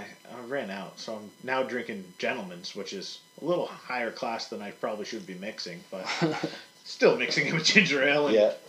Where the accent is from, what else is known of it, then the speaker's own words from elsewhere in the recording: York, Maine, United States; growing up in York